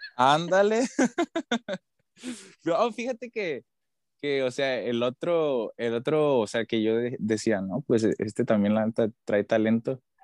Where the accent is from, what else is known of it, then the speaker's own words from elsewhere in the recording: Tijuana, Baja California, Mexico; soy de aquí, yo vivo aquí en Tijuana